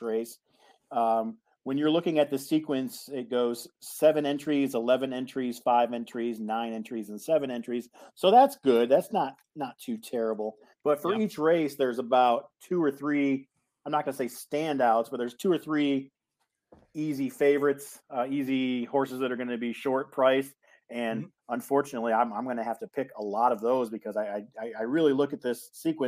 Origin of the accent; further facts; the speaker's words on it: Ohio, United States; also born or lived in Kentucky; now in Las Vegas, United States; I'm actually from Ohio. I'm a Ohio guy, but I did spend some time in Kentucky